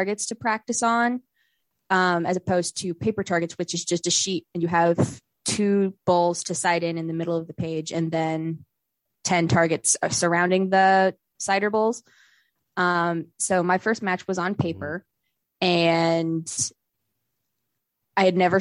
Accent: West Virginia, United States; moved away as an adult; now in Georgia, United States; I was born and raised in West Virginia

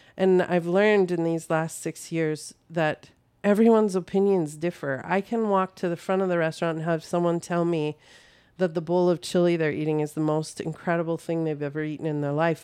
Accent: North Dakota, United States; moved away as an adult; now in Saint Cloud, United States; I am from North Dakota originally, but I live in Saint Cloud for the last twenty-four years.

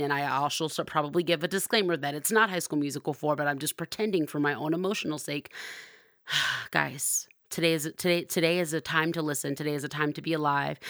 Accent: Compton, California, United States; moved away; I'm originally from Compton

